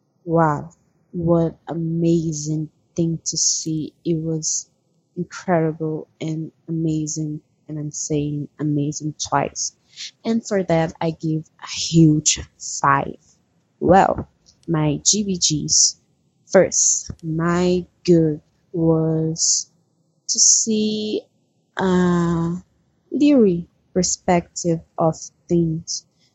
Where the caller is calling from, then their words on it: Brazil; English is a second language; I'm calling from Brazil.